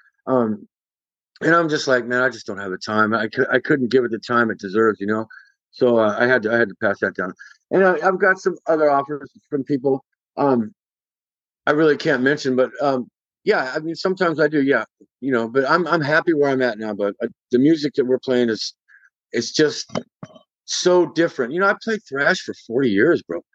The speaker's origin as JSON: {"language": "English", "area": "Bay Area", "region": "California", "country": "United States", "said": "We're all from the Bay Area"}